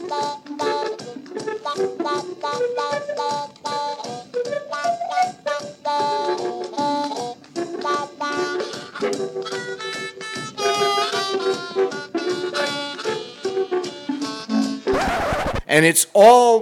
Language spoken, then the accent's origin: English; New York City, New York, United States; I was born and raised in New York City